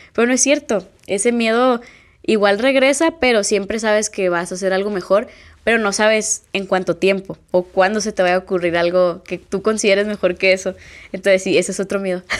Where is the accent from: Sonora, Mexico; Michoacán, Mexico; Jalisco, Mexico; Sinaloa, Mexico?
Sinaloa, Mexico; Culiacán; vivo en México, soy de Culiacán